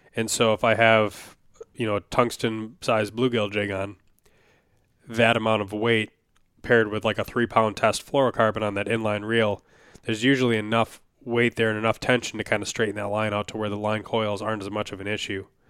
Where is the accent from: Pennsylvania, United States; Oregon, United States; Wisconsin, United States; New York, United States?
Wisconsin, United States; now in Minnesota, United States; I grew up in Wisconsin for at least a lot of my memorable childhood. You know, I lived in a couple places I was very young